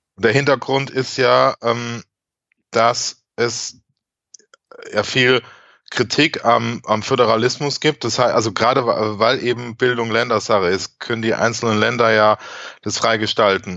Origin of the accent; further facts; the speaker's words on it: Germany; bei uns in Deutschland